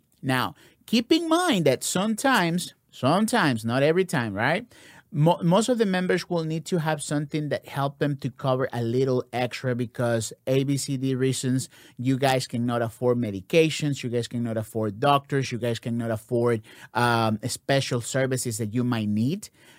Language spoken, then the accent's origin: English; Ecuador; I am here from Ecuador.